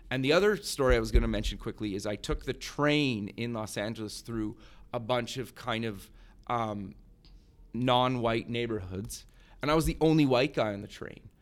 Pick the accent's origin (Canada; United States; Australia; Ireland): Canada; I grew up in Canada